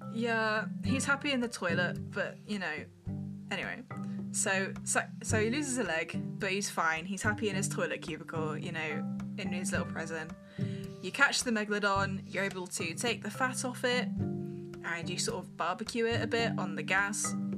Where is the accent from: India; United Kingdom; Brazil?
United Kingdom; We're British